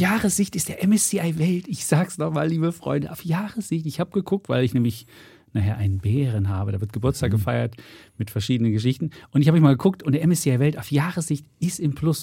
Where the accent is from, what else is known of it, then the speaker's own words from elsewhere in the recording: East Germany, Germany; moved away; ich ja seit 1990 erst jetzt äh, Westdeutscher bin. Vorher bin ich, im Osten groß geworden